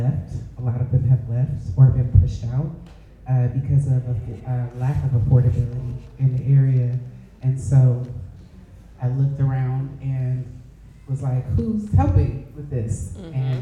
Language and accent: English; Oakland, California, United States; I grew up in West Oakland in the Lower Bottoms